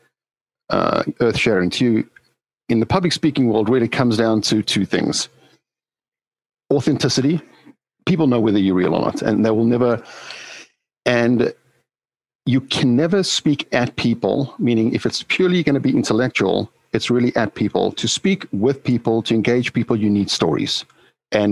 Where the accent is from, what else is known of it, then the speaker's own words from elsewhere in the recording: South Africa; moved away; As a young kid growing up in South Africa